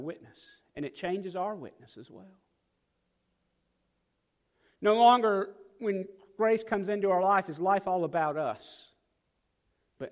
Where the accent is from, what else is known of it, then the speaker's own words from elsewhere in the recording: South Dakota, United States; now in Mississippi, United States; I'm from South Dakota